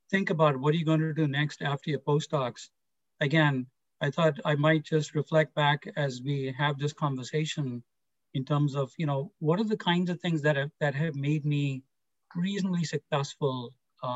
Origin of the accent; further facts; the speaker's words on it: India; moved away; I grew up in India